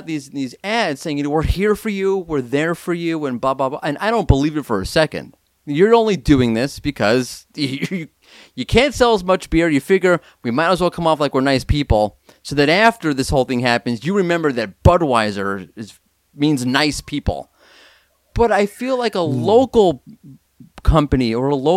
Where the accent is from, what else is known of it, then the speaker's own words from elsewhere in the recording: United States; now in Israel; I'm an American